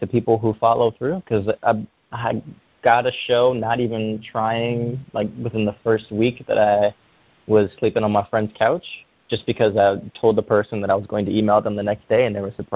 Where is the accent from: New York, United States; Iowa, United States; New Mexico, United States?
New York, United States; New York City; moved away as an adult; also born or lived in Canada / Michigan; now in Seattle, United States; I grew up in the South Bronx, and there were no, you know, there were no fine art classes